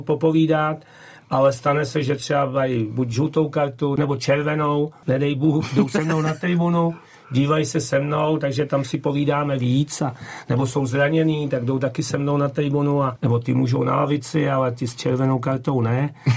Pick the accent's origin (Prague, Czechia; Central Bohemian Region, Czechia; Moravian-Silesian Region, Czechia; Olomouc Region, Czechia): Central Bohemian Region, Czechia; Votice; moved away as an adult; pocházím z Votic, jo, z Povoticích, eh, kde jsem hrál už jako dorostené za chlapy